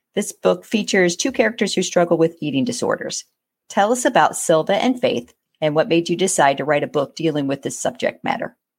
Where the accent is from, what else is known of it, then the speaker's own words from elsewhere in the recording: United States; being an American